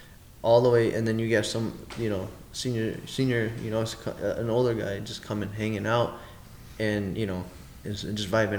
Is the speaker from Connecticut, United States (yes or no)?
no; Chicago North Suburbs, Illinois, United States; we're from the North Burbs